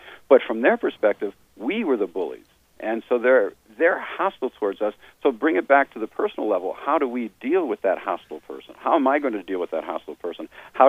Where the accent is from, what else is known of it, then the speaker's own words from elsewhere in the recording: Canada; why are you doing this? I'm a Canadian.